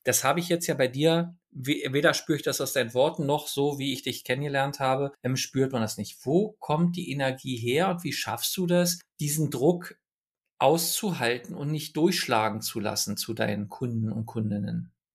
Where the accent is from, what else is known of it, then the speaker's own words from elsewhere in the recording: Berlin, Germany; ich komme nun aus Ostberlin